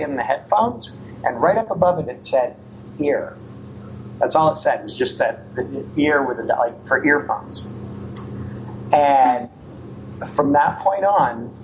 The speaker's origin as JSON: {"language": "English", "region": "Ontario", "country": "Canada", "tie": "born or raised there", "moved": "yes", "lives_now": "United States", "said": "I'm from Ontario, Canada, born and raised. I came to the United States. I've been here now 22 years."}